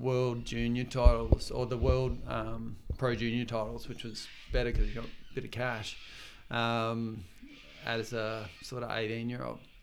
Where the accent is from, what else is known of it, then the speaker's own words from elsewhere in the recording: Torquay, Victoria, Australia; moved away as an adult; now in Gold Coast, Australia; when I grew up in Torquay